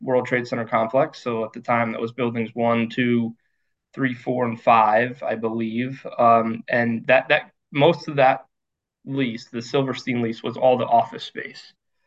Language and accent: English; rural Connecticut, United States; I was born in Connecticut, born and raised in rural Connecticut.